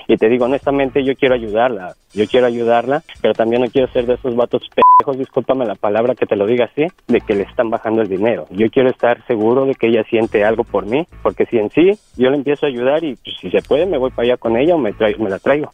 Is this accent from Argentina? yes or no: no; Mexico City, Mexico; yo soy del DF, yo soy del Distrito Federal